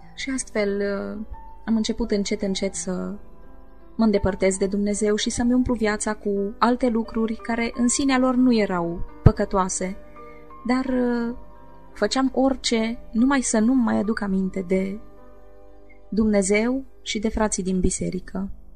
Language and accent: Romanian; Maramureș County, Romania; folclorul maramureșan, pentru că făcea parte din zona natală